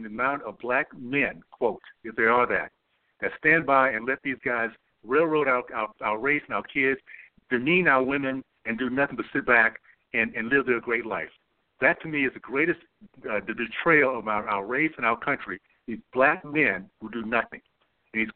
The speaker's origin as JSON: {"language": "English", "town": "Tallahassee", "region": "Florida", "country": "United States", "tie": "born or raised there", "said": "I grew up in Tallahassee, Florida. So proud of that little town I grew up"}